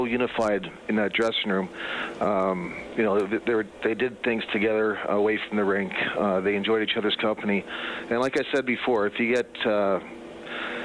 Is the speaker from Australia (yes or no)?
no; Prince Albert, Saskatchewan, Canada; also born or lived in Muskegon, Michigan / Edmonton; now in Grand Rapids, United States; I was born in Prince Albert, Saskatchewan. That's always going to be my home, but my second home is Grand Rapids